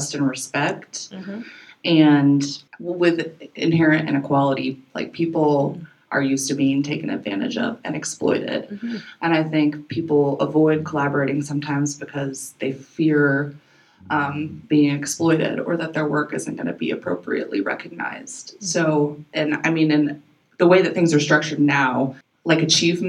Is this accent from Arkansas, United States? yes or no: yes; Fayetteville, Arkansas, United States; we're from Fayetteville, Arkansas